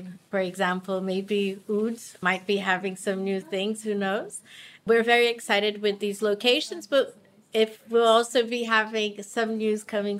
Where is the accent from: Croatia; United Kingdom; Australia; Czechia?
United Kingdom; Well, yes, my father and me as well, yeah. We're British.